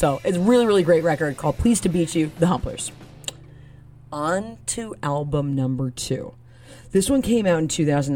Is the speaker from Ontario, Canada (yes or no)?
yes; Toronto, Ontario, Canada; I'm Canadian. I'm from Toronto. I gotta rep the hood